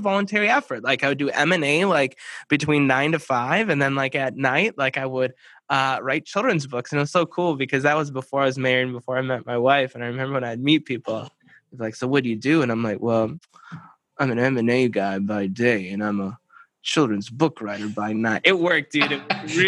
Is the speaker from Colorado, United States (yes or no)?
no; Minneapolis, Minnesota, United States; I'm from the Minneapolis, Minnesota area. So born and raised